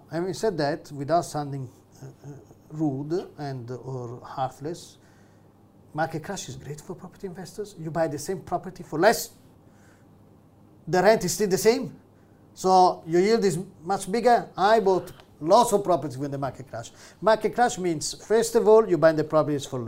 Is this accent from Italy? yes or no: yes; Rome, Lazio, Italy; English is a second language; moved away as an adult; now in Manchester, United Kingdom; I grew up in Rome